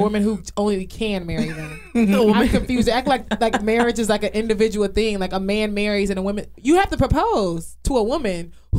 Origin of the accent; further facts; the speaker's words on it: Nigeria; especially being Nigerian